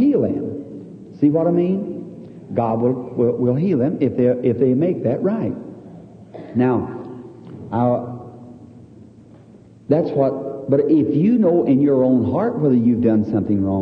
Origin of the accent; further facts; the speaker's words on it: the South, United States; I'm from the South